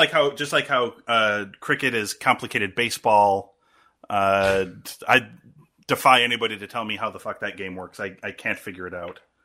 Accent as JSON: {"language": "English", "country": "United States", "said": "as an American"}